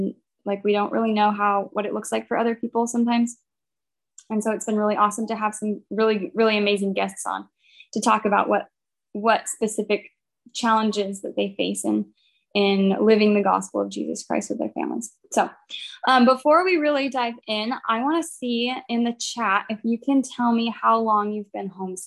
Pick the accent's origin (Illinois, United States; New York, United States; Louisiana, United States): Louisiana, United States; Baton Rouge; we're from Baton Rouge